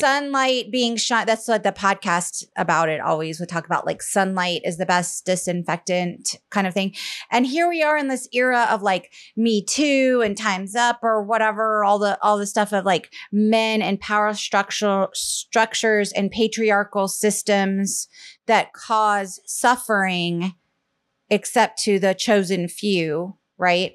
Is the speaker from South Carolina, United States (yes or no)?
yes; Charleston, South Carolina, United States; moved away; I grew up mostly in South Carolina, in Charleston, South Carolina